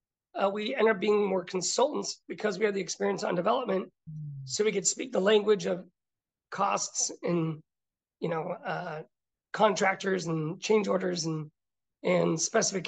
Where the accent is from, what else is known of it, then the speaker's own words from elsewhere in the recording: Pasadena, California, United States; I was born and raised in Pasadena